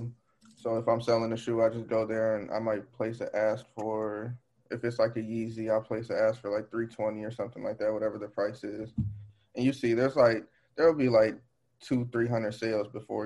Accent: Waukegan, Illinois, United States; I'm from just north of Chicago, Waukegan

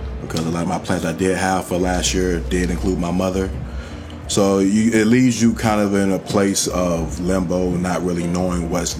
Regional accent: United States; As an American

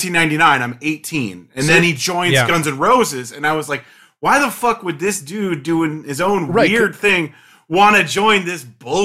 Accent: Cedar Rapids, Iowa, United States; I grew up in Cedar Rapids, Iowa, which is the most suburban, like, thing you could ever be.

